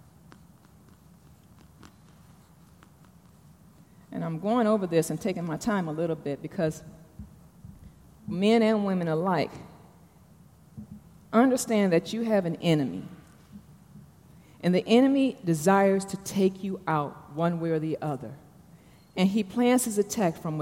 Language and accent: English; Detroit, Michigan, United States; now in Atlanta, United States; I'm from Detroit